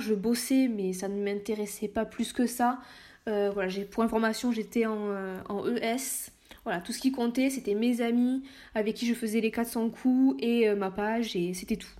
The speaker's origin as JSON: {"language": "French", "area": "Lot-et-Garonne", "region": "Nouvelle-Aquitaine", "country": "France", "tie": "born or raised there", "also_born_or_lived": "Saint-Jean-de-Luz / Bordeaux", "moved": "as an adult", "said": "Je suis née à Saint-Jean-de-Luz, mais j'ai vécu euh, toute mon enfance euh, dans le Lot-et-Garonne"}